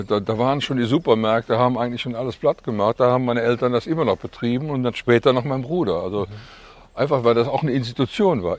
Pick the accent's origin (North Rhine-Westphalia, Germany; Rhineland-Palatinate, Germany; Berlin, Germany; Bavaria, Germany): North Rhine-Westphalia, Germany; Cologne; accent: Kölsch; also born or lived in Eifel; ich bin ja am Klobigplatz aufgewachsen